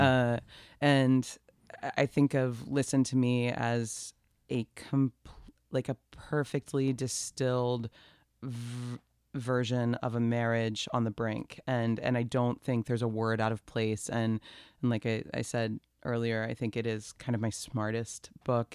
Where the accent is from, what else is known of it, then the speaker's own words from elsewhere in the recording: Atlanta, Georgia, United States; I'm from Atlanta. I was born there, raised there